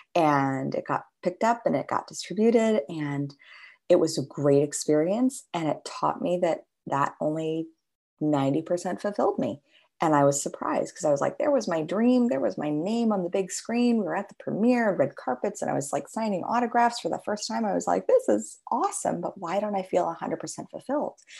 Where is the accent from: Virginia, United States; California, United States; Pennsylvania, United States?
California, United States; Los Angeles; growing up in Los Angeles